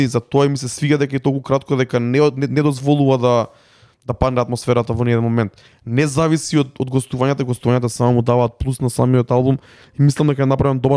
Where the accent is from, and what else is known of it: North Macedonia